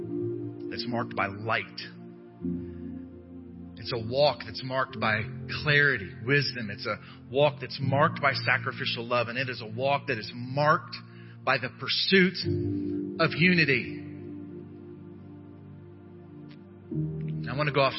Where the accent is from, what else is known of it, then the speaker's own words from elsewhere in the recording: United States; I'm an American